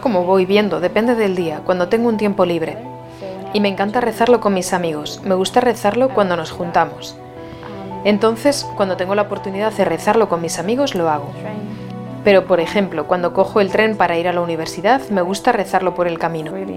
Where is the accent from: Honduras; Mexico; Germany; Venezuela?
Germany; moved away as an adult; also born or lived in Maynooth, Ireland; now in Luxembourg; tengo 24 años y soy de Alemania